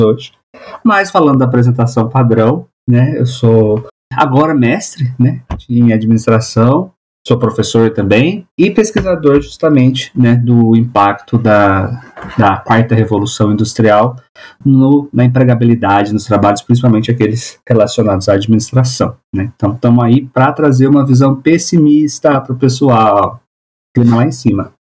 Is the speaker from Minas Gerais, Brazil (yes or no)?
yes; Minas Gerais, Brazil; Sou mineiro, né? Sou de Minas.